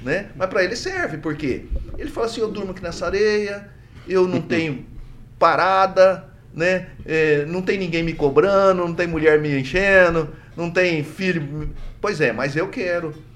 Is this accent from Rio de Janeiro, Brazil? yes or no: no; Minas Gerais, Brazil; now in Maringá, Brazil; eu sou mineiro, mas não sou lá de Barbacena, não.